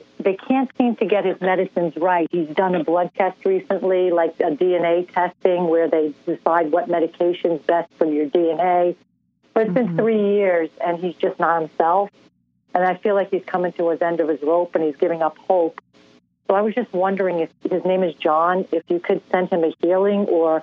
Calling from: New York, United States; I'm calling in from New York

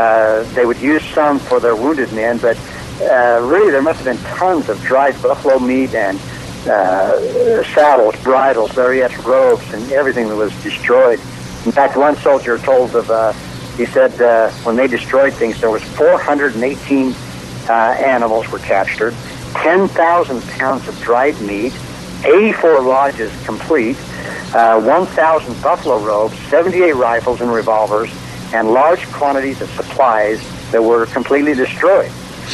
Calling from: Boise, Idaho, United States; I'm actually calling from Boise, and I'm on my cell phone

